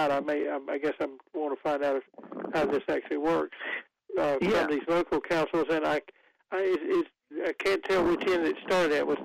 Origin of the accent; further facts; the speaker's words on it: Goldsboro, North Carolina, United States; moved away; I haven't been lived in the town I was born in for many years, but I still think of it as my hometown, and I know they the people there have worked. Uh, this is Goldsboro, which is 50 miles east of Raleigh and, and toward eastern North Carolina